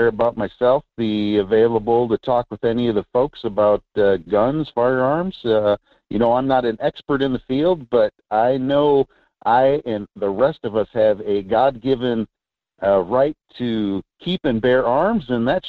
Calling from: Fairbanks, Alaska, United States; from District 34, Fairbanks, Alaska.

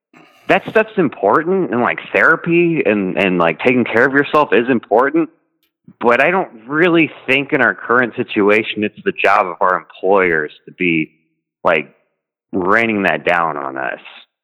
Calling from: Texas, United States; I'm calling from Texas.

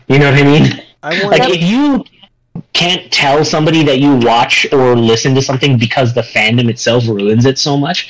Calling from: Indiana, United States; a dinner at a nice restaurant that is literally next to the train tracks here in Indiana, because I'm recording from Indiana.

